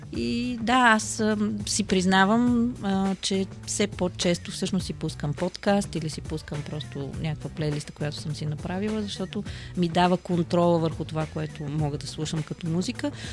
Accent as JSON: {"language": "Bulgarian", "town": "Pernik", "region": "Pernik Province", "country": "Bulgaria", "said": "аз съм от Перник"}